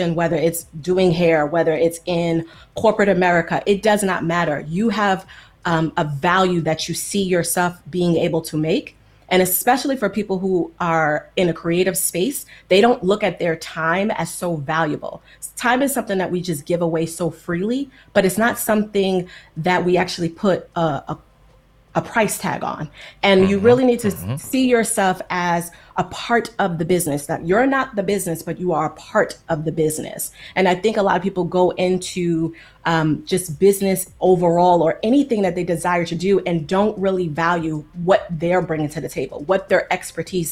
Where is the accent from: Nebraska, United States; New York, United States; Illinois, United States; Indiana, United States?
New York, United States; New York City; moved away as an adult; also born or lived in Long Island; now in California, United States; I grew up in New York City, in New York and in Long Island